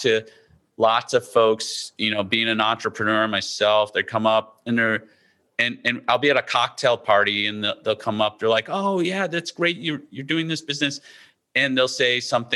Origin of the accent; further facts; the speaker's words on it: Midwest, United States; now in East Coast, United States; I grew up in the Midwest where we did, you know, tornado drills.